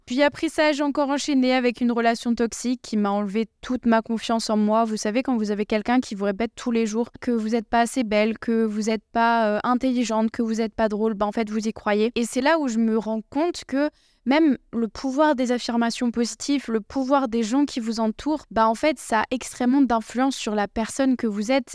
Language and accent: French; Bordeaux, Nouvelle-Aquitaine, France; J'ai grandi à Bordeaux